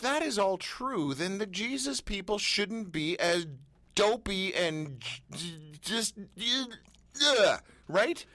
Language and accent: English; Canada; We're Canadian